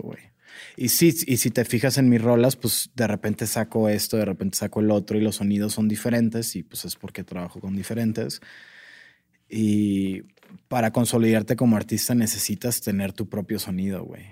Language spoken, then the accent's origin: Spanish; Sonora, Mexico; now in Mexico City, Mexico; yo me fui de Sonora porque yo soy de una ciudad muy pequeña y me vine a la Ciudad de México